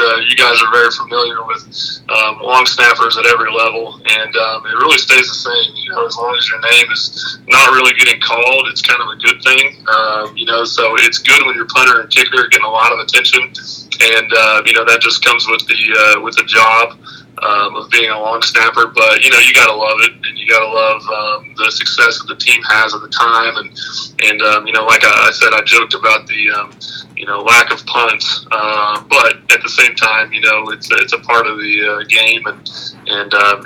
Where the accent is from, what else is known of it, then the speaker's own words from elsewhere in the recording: Central Oklahoma, United States; We're both Oklahoma kids. He grew up in Tulsa. I grew up in Central Oklahoma.